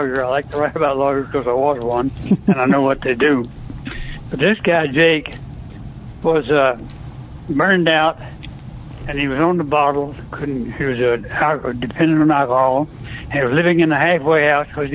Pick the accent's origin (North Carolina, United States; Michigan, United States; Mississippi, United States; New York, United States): Mississippi, United States; moved away as an adult; also born or lived in California; I was born and raised in Mississippi.